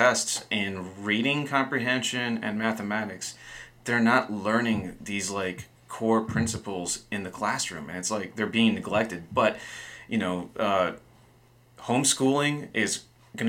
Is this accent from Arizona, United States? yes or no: yes; Fountain Hills, Arizona, United States; In the town I grew up in, Fountain Hills, Justin and I grew up in Fountain Hills